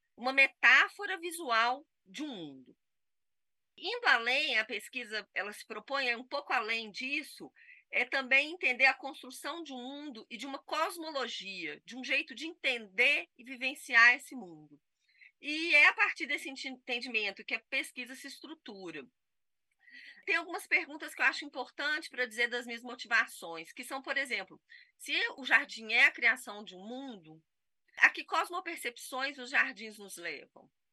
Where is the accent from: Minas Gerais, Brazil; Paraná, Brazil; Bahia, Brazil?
Minas Gerais, Brazil; Itabira; born or raised there